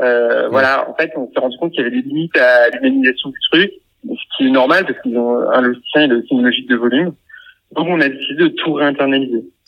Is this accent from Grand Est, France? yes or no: no; Orléans, Centre-Val de Loire, France; on est originaire d'Orléans